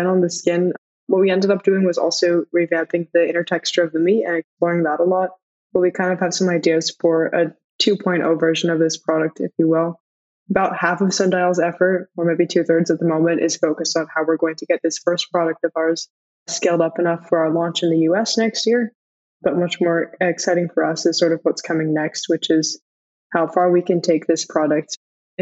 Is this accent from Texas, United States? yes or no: no; Bay Area, California, United States; we're both from the Bay Area